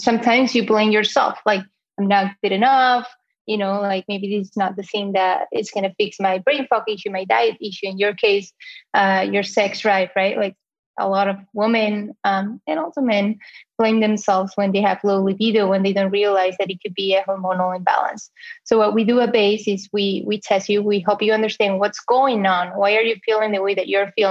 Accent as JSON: {"language": "English", "country": "Spain", "accent": "Spanish", "second_language": "English", "moved": "as an adult", "lives_now": "United States", "said": "I am 30 years old and this accent that you hear is from Spain originally. I came to the US about eight, nine years ago."}